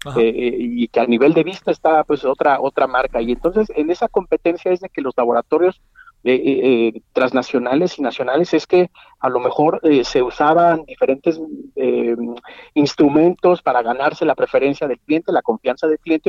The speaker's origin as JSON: {"language": "Spanish", "country": "Mexico"}